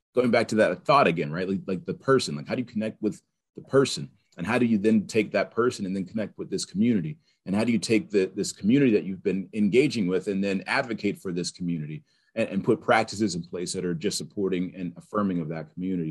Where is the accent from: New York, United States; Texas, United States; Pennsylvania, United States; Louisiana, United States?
Pennsylvania, United States; Pittsburgh; also born or lived in North Carolina; I'm from Pittsburgh. I grew up here